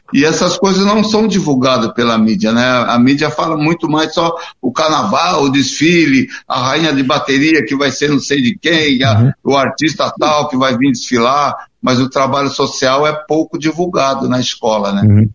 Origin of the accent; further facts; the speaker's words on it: São Paulo, Brazil; eu nasci na Bela Vista, aí na, na Alameda Rio Claro, do antigo Hospital Matarazzo. E minha mãe morava na Marcos Leão. E uhum. eu comecei a ver os ensaios da Vai Vai